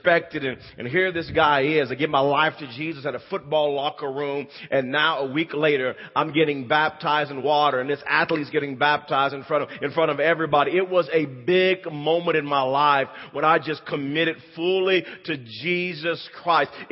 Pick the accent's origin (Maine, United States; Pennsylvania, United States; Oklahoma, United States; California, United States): Oklahoma, United States; Wewoka; I grew up there in Wewoka, Oklahoma